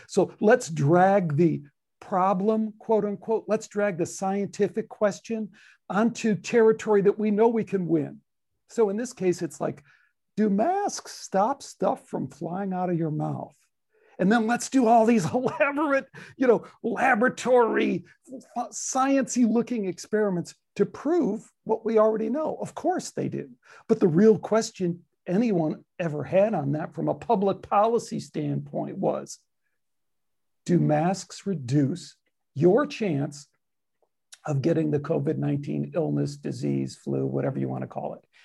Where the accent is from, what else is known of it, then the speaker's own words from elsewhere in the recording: Chicago, Illinois, United States; I have the Chicago, you know, don't screw with me, don't tell me I'm from Chicago kind of thing